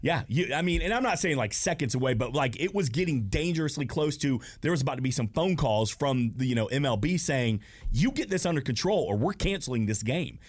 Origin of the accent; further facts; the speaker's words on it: Smyrna, Georgia, United States; I was born and raised here in Smyrna